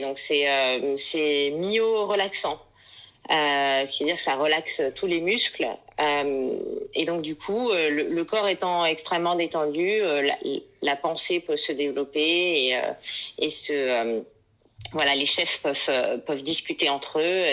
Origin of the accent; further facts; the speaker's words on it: Vanuatu; notre euh, compagnie aérienne nationale Air Vanuatu